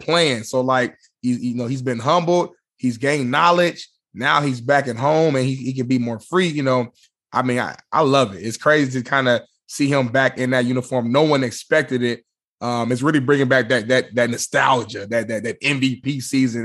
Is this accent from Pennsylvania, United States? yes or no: no; Indianapolis, Indiana, United States; I'm from Naptown.